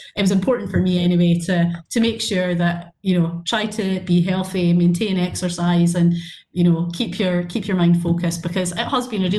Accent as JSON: {"language": "English", "town": "Brechin", "region": "Scotland", "country": "United Kingdom", "tie": "born or raised there", "said": "I'm from Brechin, I've pretty much lived there all my life"}